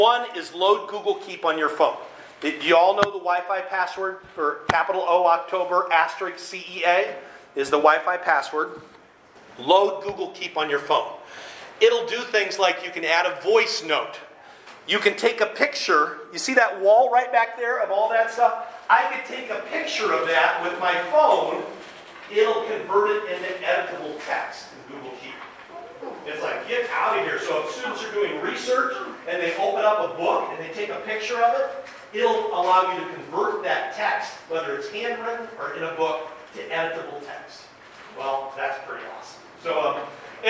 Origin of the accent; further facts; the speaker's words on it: Lafayette, Indiana, United States; now in Michigan, United States; I grew up in Indiana